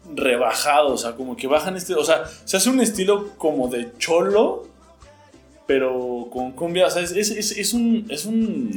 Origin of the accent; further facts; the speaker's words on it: Mexico; yo soy mexicano